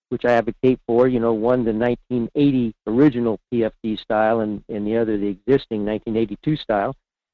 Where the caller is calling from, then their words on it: Fairbanks, Alaska, United States; in Fairbanks.